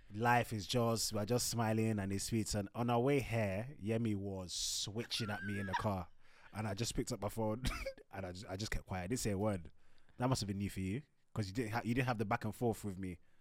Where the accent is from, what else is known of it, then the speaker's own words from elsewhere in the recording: Nigeria; We're Nigerian